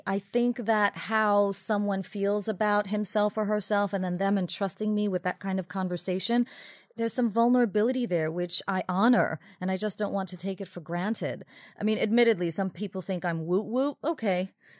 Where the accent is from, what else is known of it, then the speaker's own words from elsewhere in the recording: Haiti; born there; So I was born in Haiti.